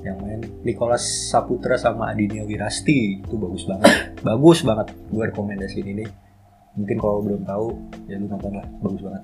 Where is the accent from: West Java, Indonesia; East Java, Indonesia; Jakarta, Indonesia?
West Java, Indonesia; Bekasi; kita orang Bekasi